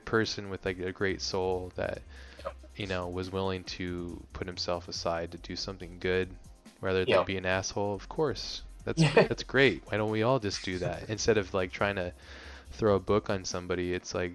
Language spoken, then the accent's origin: English; Hawaii, United States; I grew up in Hawaii